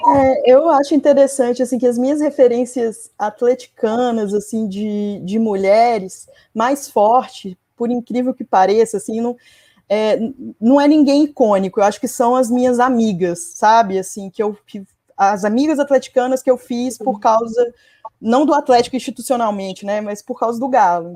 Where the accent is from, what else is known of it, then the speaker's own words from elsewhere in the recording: Vitória, Espírito Santo, Brazil; eu sou capixaba, né? Muita gente não sabe, mas meu pai é mineiro, minha mãe é capixaba